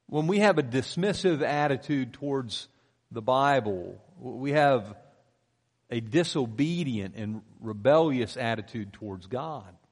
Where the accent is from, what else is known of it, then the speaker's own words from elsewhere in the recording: Pennsylvania, United States; moved away; I grew up in Pennsylvania